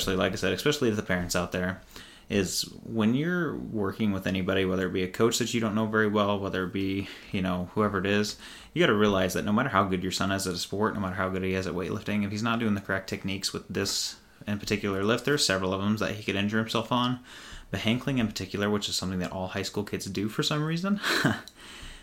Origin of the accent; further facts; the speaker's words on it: Rockport, United States; moved away; back in Rockport, my hometown.